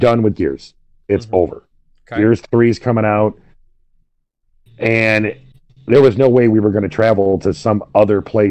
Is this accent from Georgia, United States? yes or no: no; Michigan, United States; we're from Michigan